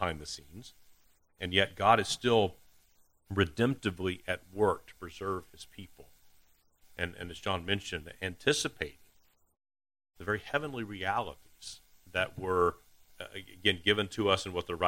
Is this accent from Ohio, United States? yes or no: no; Deep East Texas, United States; accent: Texas; My Texas accent is hard to hit. Illusion, how about that? I'll be from Deep East Texas